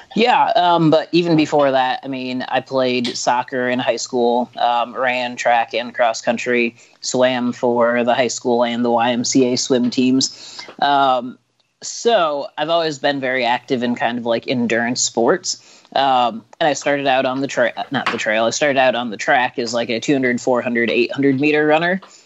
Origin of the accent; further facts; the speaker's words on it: Illinois, United States; I'm from Illinois